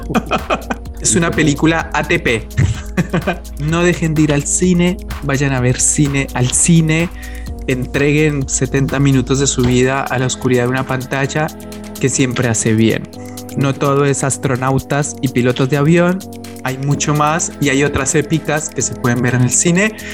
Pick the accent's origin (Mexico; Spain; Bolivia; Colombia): Colombia; moved away as an adult; now in Argentina; Yo soy colombiano, yo vine a vivir a la Argentina hace más o menos 13 años